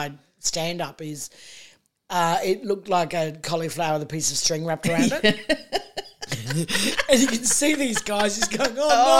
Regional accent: Townsville, Queensland, Australia; I was born in 1967 in Townsville.

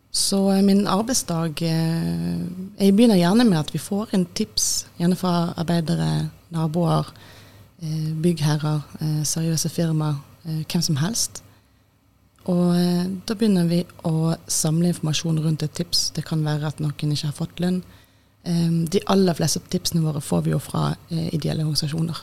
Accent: Bergen, Vestland, Norway; moved away as an adult; also born or lived in Austria / Oslo; jeg er fra Bergen

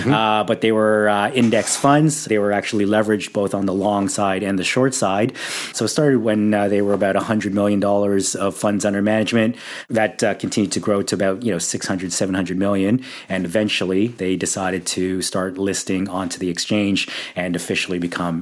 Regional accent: Toronto, Ontario, Canada; moved away as an adult; now in Sydney, Australia; I was actually born and raised in Toronto

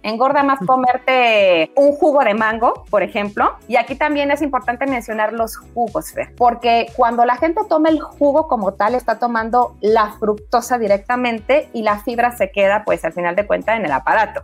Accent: Mexico; como, como mexicanos

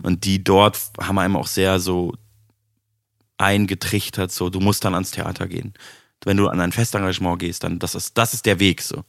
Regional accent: Munich, Bavaria, Germany; moved away as an adult; now in Berlin, Germany; meiner Heimatstadt zu tun hat, weil ich da halt aufgewachsen

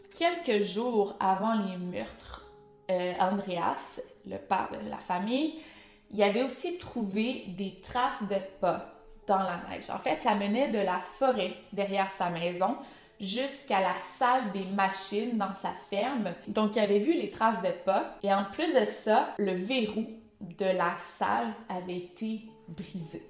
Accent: Quebec, Canada; accent: Québécois; avec mon accent allemand, avec mes mots prononcés en québécois

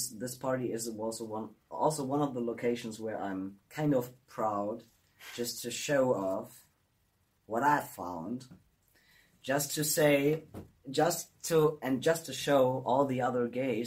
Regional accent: Germany; moved away; the absolute fantastic best Greek restaurant in my hometown.

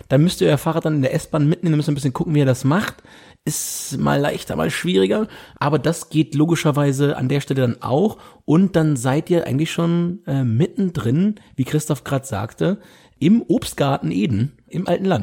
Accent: Hamburg, Germany; Und das muss ich mich als Hamburger mal so ein Stück aus dem

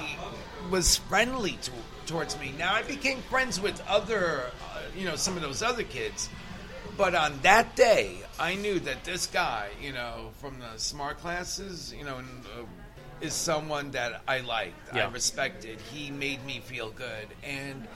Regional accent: New York City, New York, United States; also born or lived in Bronx, New York / Queens, New York; In the third grade, when I moved from the Bronx to Queens

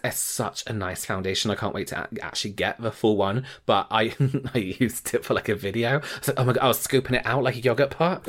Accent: England, United Kingdom; as an English person

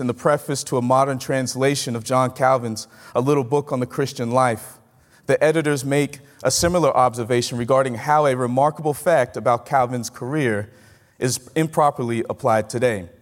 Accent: Mississippi, United States; moved away as an adult; I'm from Mississippi.

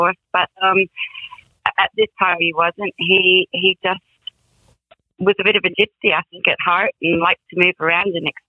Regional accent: Canada; also born or lived in Greenwich, London, United Kingdom / United States; I was born in Greenwich, London, in England. Both my parents are British. But I grew up in three provinces of Canada, and then we moved around America

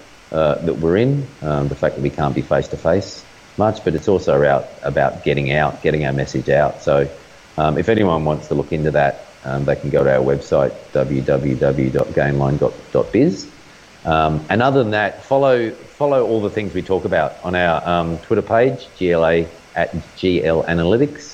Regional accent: Australia; as an Australian

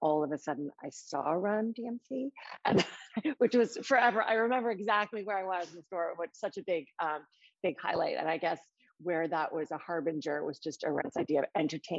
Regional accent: New York City, New York, United States; moved away as an adult; now in London, United Kingdom; I grew up in New York City with my parents and a younger sister

